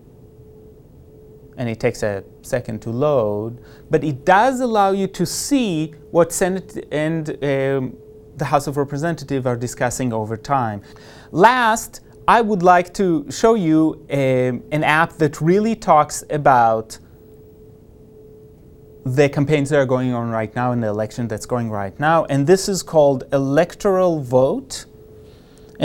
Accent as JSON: {"language": "English", "region": "Nebraska", "country": "United States", "said": "we're from Nebraska"}